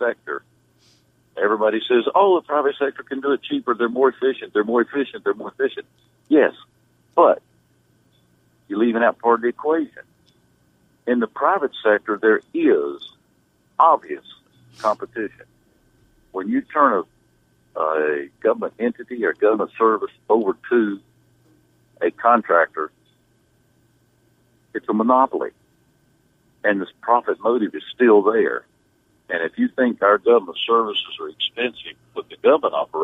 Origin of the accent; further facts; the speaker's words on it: Iredell County, North Carolina, United States; I'm from Iredell County